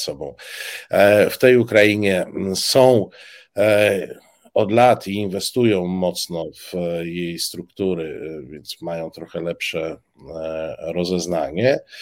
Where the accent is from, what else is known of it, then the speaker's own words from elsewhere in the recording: eastern Poland, Poland; Obaj pochodzimy z, z, z Polski Wschodniej